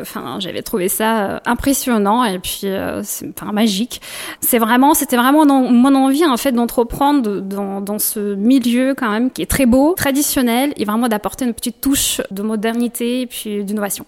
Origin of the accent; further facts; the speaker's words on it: Russia; French is a second language; moved away as an adult; also born or lived in Kyiv, Ukraine / Moscow, Russia; now in Bordeaux, France; Je serai toujours attachée euh, bah, à la Russie, à la région où je suis née, forcément, à Kiev, là où je fais mes études, à Moscou